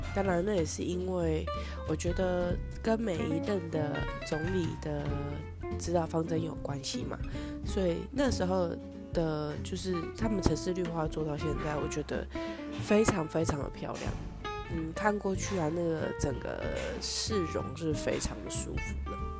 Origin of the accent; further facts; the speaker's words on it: Taiwan; 我们台湾那边的动物园